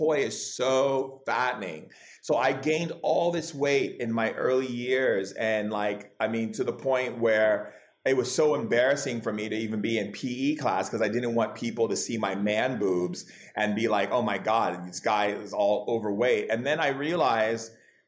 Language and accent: English; Hawaii, United States; also born or lived in California; I grew up in Hawaii and California